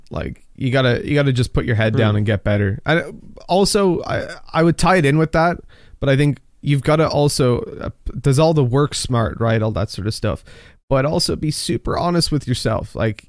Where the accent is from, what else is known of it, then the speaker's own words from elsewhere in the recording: Dublin, Leinster, Ireland; I was from Dublin. I don't have a Dublin accent specific. At least Irish people tell me I sound American.